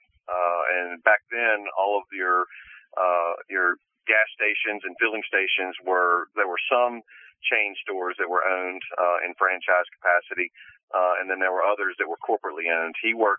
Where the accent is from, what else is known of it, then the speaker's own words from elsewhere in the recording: Mobile, Alabama, United States; also born or lived in Birmingham, Alabama; born and raised in Mobile